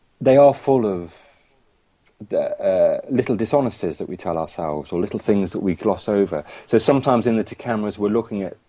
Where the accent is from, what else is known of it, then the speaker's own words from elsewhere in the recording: Coventry, West Midlands, United Kingdom; I'm from Coventry